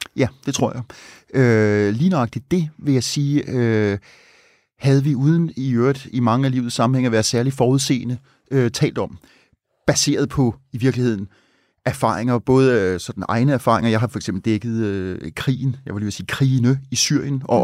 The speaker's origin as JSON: {"language": "Danish", "town": "Copenhagen", "region": "Capital Region of Denmark", "country": "Denmark", "said": "nu er jeg ikke fra Østjylland, men øh, her fra hovedstaden"}